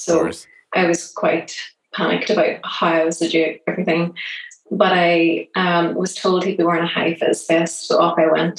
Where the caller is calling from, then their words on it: Belfast, Northern Ireland, United Kingdom; accent: Irish; I'm calling from Northern Ireland in a town called Belfast.